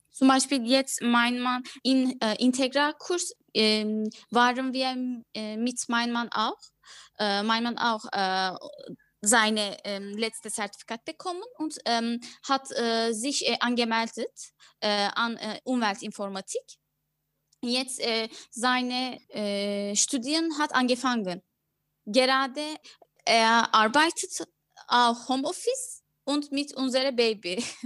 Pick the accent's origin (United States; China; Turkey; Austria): Turkey; Ankara; German is a second language; moved away as an adult; now in Berlin, Germany; Ich bin in Ankara geboren und seit äh, drei Jahren bin ich Berlin in Deutschland.